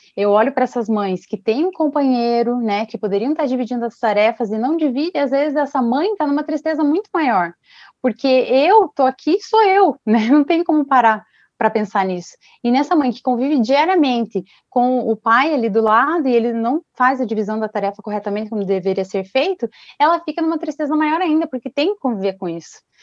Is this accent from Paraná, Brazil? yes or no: yes; Ponta Grossa, Paraná, Brazil; sou de Ponta Grossa do Paraná